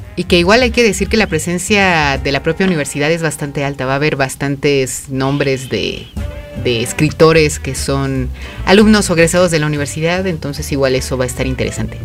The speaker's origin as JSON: {"language": "Spanish", "country": "Mexico", "said": "nosotros como mexicanos"}